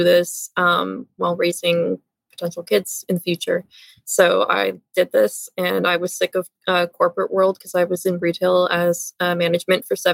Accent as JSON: {"language": "English", "country": "Canada", "also_born_or_lived": "Toronto, Ontario", "said": "So I'm located just outside of Toronto, Ontario. I'm Canadian."}